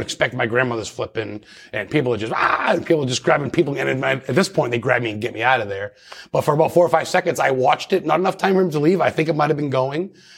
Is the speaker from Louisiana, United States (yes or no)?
no; Lisbon, Maine, United States; growing up in Lisbon, Maine